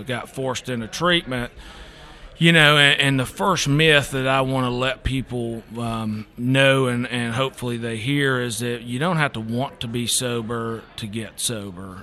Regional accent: Eastern Kentucky, United States; moved away; I'm originally from Eastern Kentucky

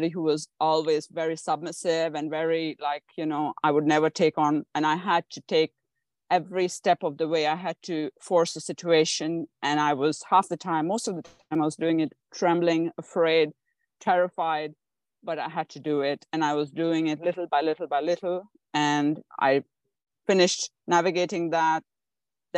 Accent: India; I was born in India

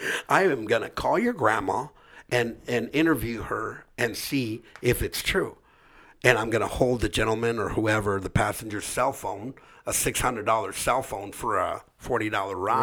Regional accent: Orange County, California, United States; we grew up here in Orange County

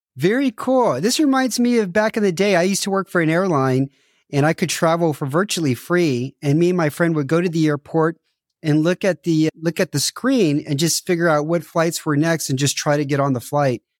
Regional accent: United States; moved away; I'm American, so I didn't grow up watching football

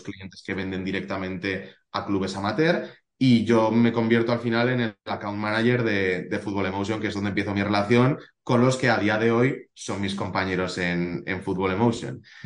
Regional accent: Zaragoza, Aragon, Spain; Y yo soy de Zaragoza, he vivido aquí toda la vida

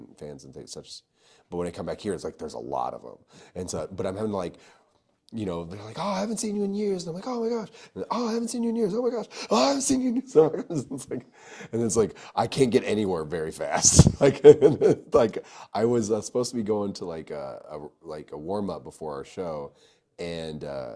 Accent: Verdigris, Oklahoma, United States; now in Dallas, United States; I'm from Verdigris, Oklahoma, and I'm now in Dallas.

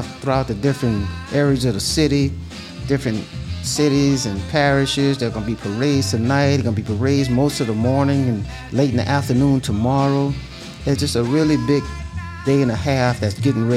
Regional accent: Louisiana, United States; I'm from Louisiana

